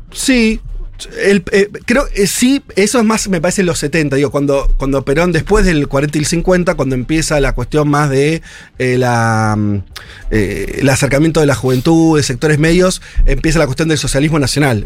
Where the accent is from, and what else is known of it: Argentina